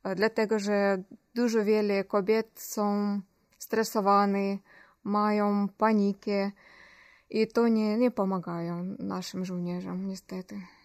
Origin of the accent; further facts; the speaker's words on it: Ukraine; Polish is a second language; moved away as an adult; also born or lived in Kyiv; now in Poland; jestem nie, Pol nie z Polski, a jestem z Ukrainy